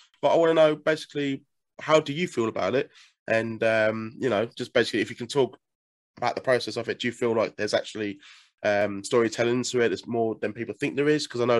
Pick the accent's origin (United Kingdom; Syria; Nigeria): United Kingdom; England; I'm obviously from England